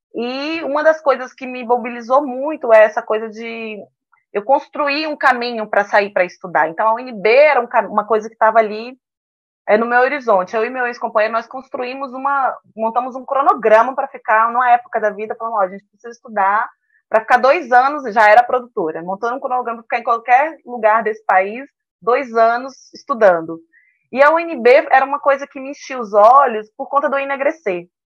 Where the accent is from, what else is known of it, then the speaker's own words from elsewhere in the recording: Medeiros Neto, Bahia, Brazil; Eu sou baiana, lá do interior da Bahia, de uma cidadezinha chamada Medeiros Neto